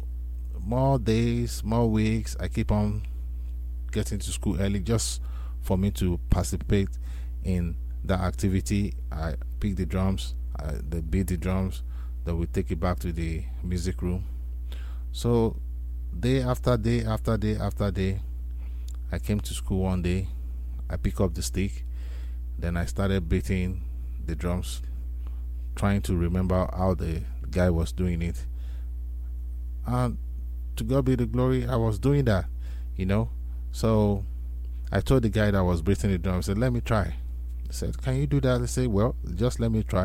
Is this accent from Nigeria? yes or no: yes; Nigeria; I am originally from Nigeria, likewise my parents too